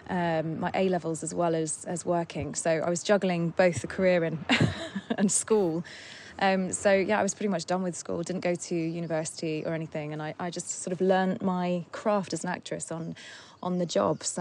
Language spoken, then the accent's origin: English; Surrey, South East England, United Kingdom; I grew up in in Surrey, which is where we live now. It's about an hour away from London.